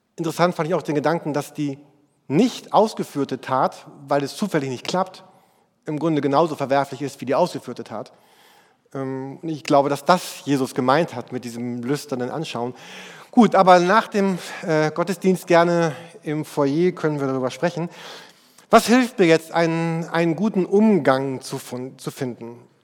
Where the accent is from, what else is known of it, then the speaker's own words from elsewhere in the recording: Germany; bei uns in Deutschland